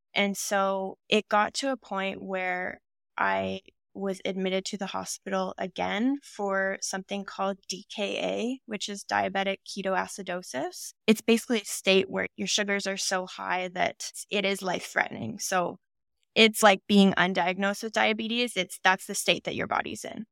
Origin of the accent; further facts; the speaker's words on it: Ontario, Canada; now in Vancouver, Canada; I'm originally from Ontario